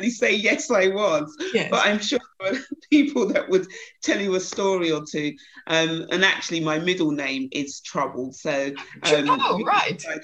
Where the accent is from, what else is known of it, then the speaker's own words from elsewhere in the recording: Croydon, London, United Kingdom; So I was brought up in Croydon, a little place just outside the town, outside London, local Croydon. So I was born and bred there